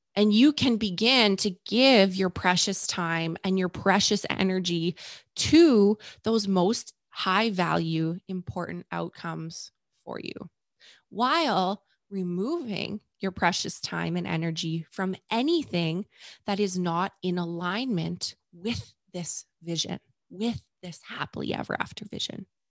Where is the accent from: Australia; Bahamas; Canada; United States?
Canada; I'm Canadian